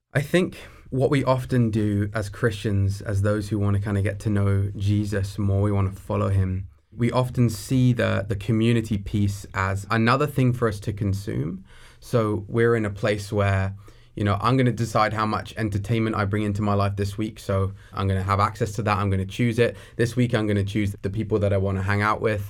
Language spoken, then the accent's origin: English; near Brighton, South East England, United Kingdom; moved away as an adult; now in Coquitlam, Canada; So, I grew up in England. I'm from the southeast of England, near a city called Brighton. and, uh, I grew up there for the first seventeen years of my life.